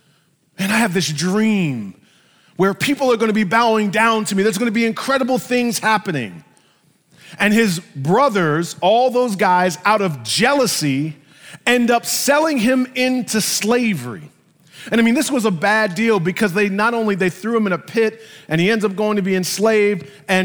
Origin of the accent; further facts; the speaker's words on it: New York City, New York, United States; 1976, I was born here in New York, and I became